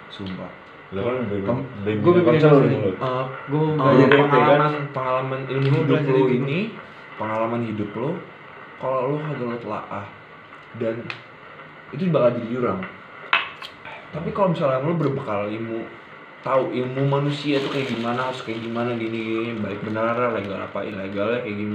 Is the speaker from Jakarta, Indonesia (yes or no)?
yes; Jakarta, Indonesia; Kita orang Betawi. Ini orang Betawi nih